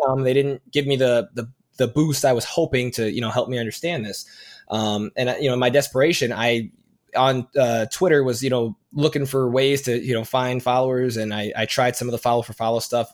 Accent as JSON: {"language": "English", "town": "Chicago", "region": "Illinois", "country": "United States", "said": "I'm from the Chicagoland area"}